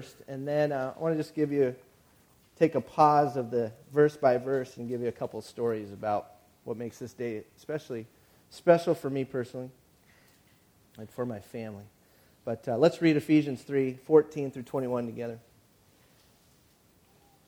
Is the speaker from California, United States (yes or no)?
yes; San Bernardino County, Southern California, United States; moved away as an adult; now in San Luis Obispo, United States; I was from San Bernardino County